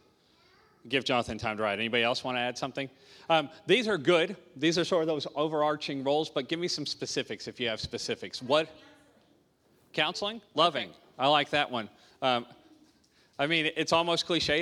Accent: Arkansas, United States; moved away as an adult; I'm from Arkansas. Arkansas

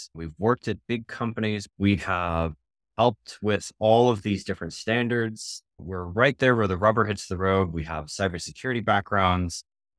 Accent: Minnesota, United States; I grew up in Minnesota.

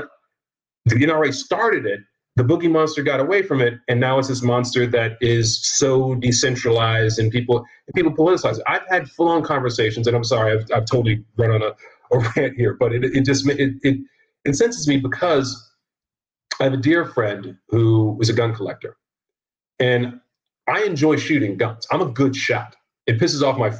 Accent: Virginia, United States; I'm from Virginia

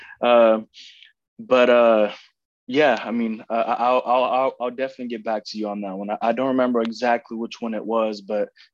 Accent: Oakland, California, United States; also born or lived in Tracy, California; I was born and raised in Oakland.

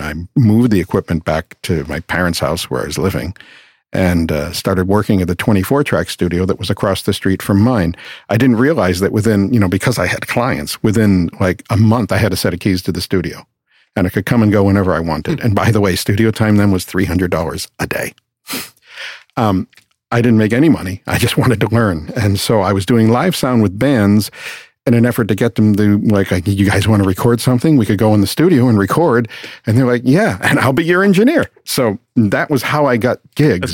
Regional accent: Boston, Massachusetts, United States; moved away as an adult; also born or lived in West Palm Beach; I'm from Boston originally

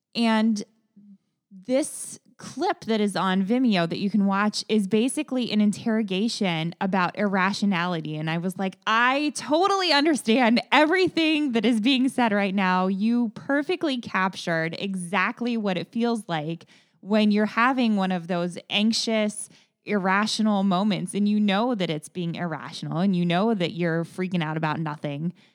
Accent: Kettering, Ohio, United States; I went to Kettering

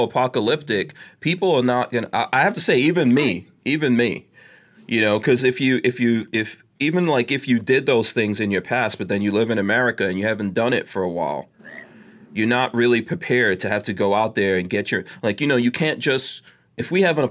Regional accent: New York City, New York, United States; also born or lived in Guyana / England; I grew up in New York City

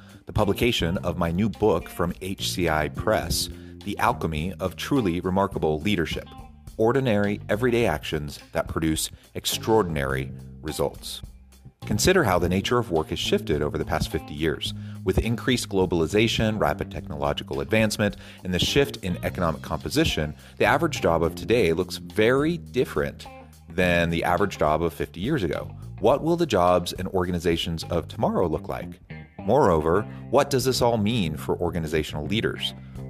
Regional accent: Oregon, United States; Hey, don't diss the Oregon communes. I grew up in Oregon.

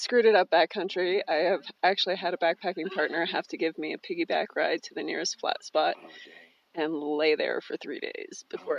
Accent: California, United States; now in San Francisco, United States; Oh, I grew up moving around a lot. I call California my home, but I've lived a lot of different places.

